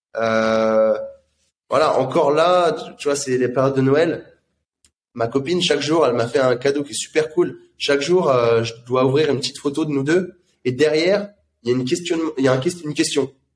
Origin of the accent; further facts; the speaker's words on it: France; en tant que Français